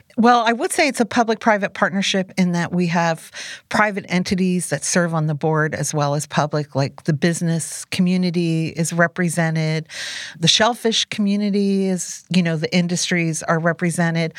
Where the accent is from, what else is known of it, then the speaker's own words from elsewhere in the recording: New Jersey Pine Barrens, United States; moved away; I was raised in the New Jersey pine barrens